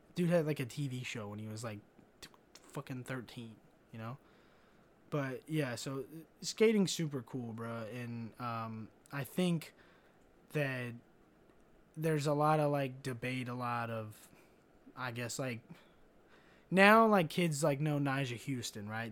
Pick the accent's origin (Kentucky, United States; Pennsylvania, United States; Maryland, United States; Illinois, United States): Kentucky, United States; growing up in Kentucky